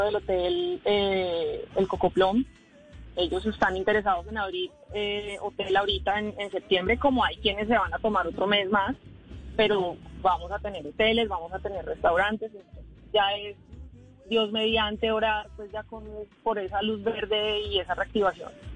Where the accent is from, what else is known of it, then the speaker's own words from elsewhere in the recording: San Andrés, San Andrés, Providencia and Santa Catalina, Colombia; nosotros los que somos de San Andrés, los raizales